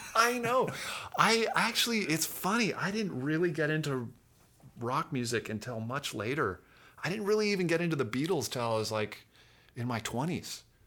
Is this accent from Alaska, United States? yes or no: yes; Fairbanks, Alaska, United States; moved away; Growing up in Alaska